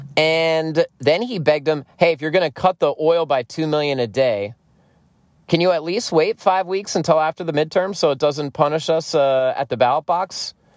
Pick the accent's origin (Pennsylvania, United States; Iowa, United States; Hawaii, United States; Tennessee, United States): Pennsylvania, United States; I grew up in Pennsylvania